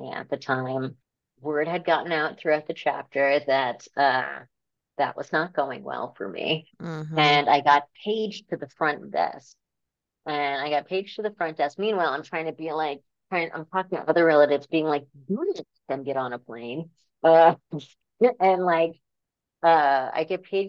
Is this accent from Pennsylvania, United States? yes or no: no; New York, United States; I grew up in New York